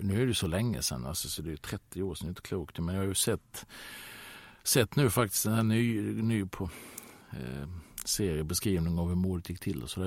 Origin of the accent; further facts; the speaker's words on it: Halmstad, Halland County, Sweden; moved away as an adult; i Söndrum hemma i Halmstad där jag växte upp